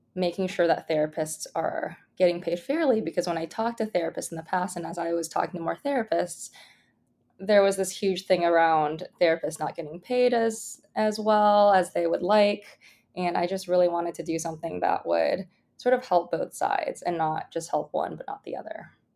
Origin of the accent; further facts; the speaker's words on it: Bay Area, California, United States; I grew up in the Bay Area